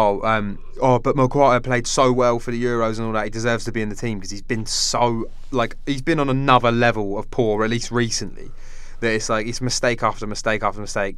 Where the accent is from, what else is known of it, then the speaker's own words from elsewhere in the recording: Portsmouth, South East England, United Kingdom; we're from Portsmouth.